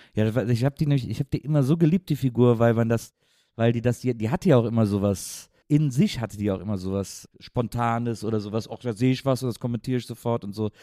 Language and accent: German; Wesseling, North Rhine-Westphalia, Germany; ich bin der Wesselinge